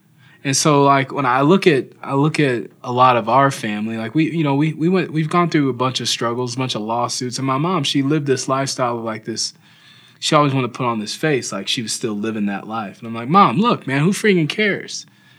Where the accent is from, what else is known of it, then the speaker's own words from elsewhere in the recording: the South, United States; I grew up in the South